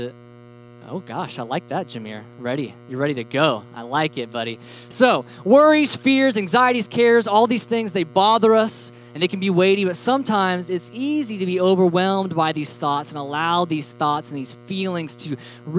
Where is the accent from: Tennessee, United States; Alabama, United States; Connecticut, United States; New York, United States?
Alabama, United States; we're from Alabama, so we call everything Cokes